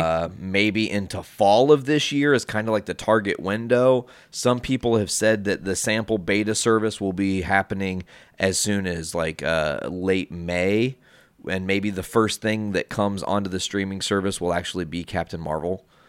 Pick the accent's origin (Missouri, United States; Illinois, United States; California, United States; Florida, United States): Illinois, United States; Hoopeston; the Hoopston Theater in my hometown